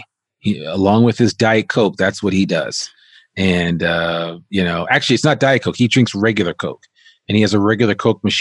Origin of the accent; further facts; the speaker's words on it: northern New Jersey, United States; I grew up right outside of New York City in northern New Jersey